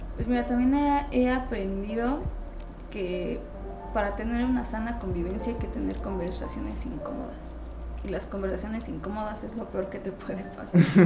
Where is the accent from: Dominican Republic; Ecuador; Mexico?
Mexico; somos el futuro de México